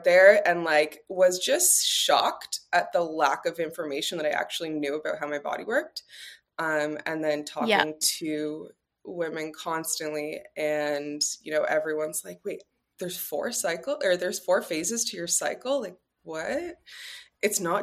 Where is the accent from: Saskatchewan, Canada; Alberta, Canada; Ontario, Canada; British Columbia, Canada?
Ontario, Canada; Toronto; now in Los Angeles, United States; I'm originally from Toronto